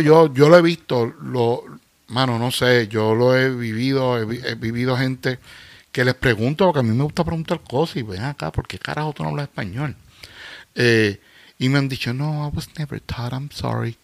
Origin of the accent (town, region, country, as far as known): Puerto Rico; moved away as an adult